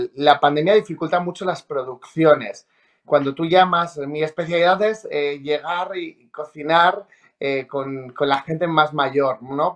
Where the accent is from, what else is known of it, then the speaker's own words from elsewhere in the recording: Treviana, La Rioja, Spain; also born or lived in Logroño; yo nací en Logroño y soy de Treviana de La Rioja